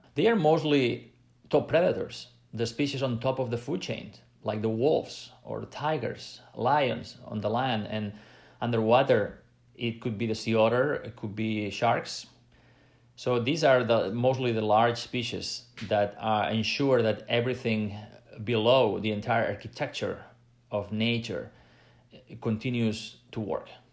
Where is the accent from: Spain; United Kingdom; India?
Spain; Catalonia; I come from Catalonia in Spain